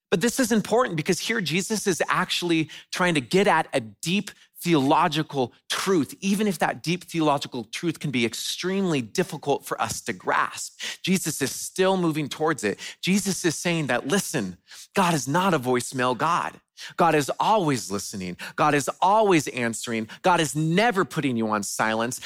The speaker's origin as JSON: {"language": "English", "region": "West Coast", "country": "United States", "tie": "born or raised there", "moved": "yes", "said": "I grew up on the West Coast"}